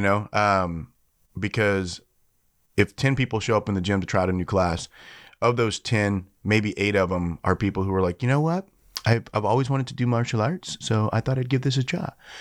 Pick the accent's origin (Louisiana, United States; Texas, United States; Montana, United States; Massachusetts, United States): Louisiana, United States; Shreveport; Shreveport's my hometown. That's where I'm from